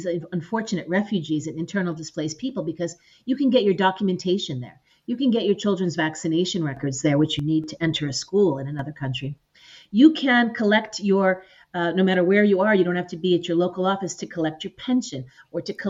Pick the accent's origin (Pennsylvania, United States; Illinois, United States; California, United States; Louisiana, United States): Illinois, United States; Chicago; moved away as an adult; also born or lived in Puerto Rico / Ukraine; I'm originally from Chicago, and I've worked 5 years in Puerto Rico